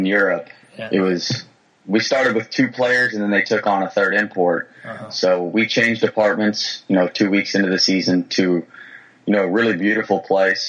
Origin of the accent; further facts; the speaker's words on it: Texas, United States; I'm from Texas